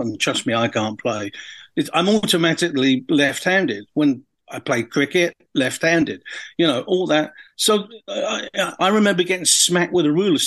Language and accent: English; Orpington, London, United Kingdom; I grew up in, I was born in Orpington, if you can refrain from laughing. Not much happens in Orpington. You know, I lived on the Ramsden Estate